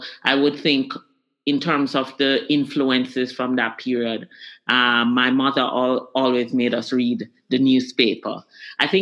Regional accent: Kingston, Jamaica; I grew up in Kingston, Jamaica. I actually grew up in a neighborhood called Swallowfield.

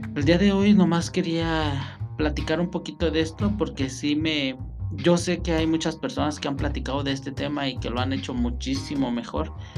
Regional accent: Mexico; now in Michoacán, Mexico; lo que nosotros hacemos como mexicanos

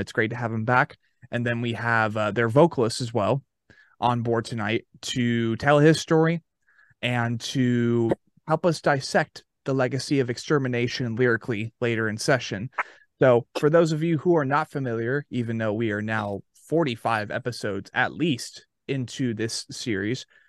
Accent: Arizona, United States; now in Murfreesboro, United States; Born and raised yeah. in Arizona

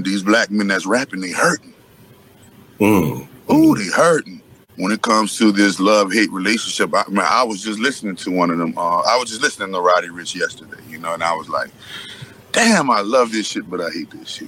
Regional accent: New Orleans, Louisiana, United States; I'm from New Orleans

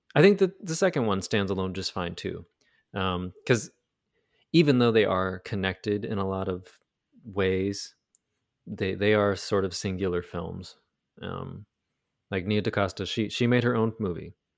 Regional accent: United States; America, our country

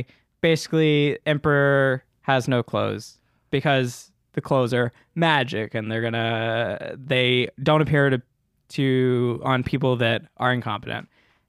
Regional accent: the South, United States; It was I had to go to church, y'all, because I grew up in the South.

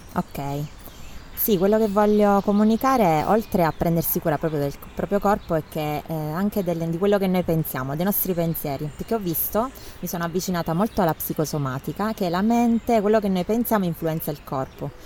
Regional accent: Teramo, Abruzzo, Italy; sono nata a Teramo

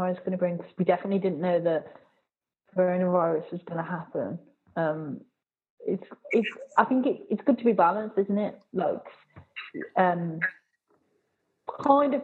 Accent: Birmingham, West Midlands, United Kingdom; also born or lived in Swansea; in Birmingham, depending on which area you're in, so, like, I'm from Bourneville.

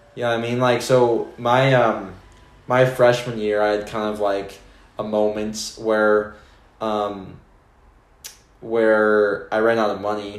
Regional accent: Spokane, Washington, United States; where I grew up, Spokane

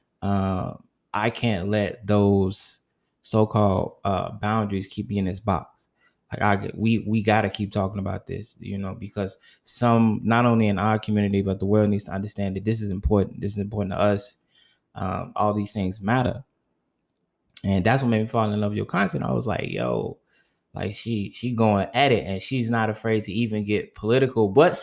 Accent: Chicago, Illinois, United States; I'm actually from Chicago. Yeah, I'm considered a northern southern city boy

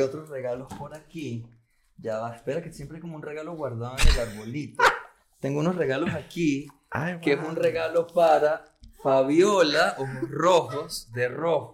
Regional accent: Maracaibo, Zulia, Venezuela; moved away as an adult; also born or lived in San Antonio del Táchira, Venezuela / Caracas, Venezuela; Yo crecí en un lugar en San Antonio del Táchira y en Maracaibo

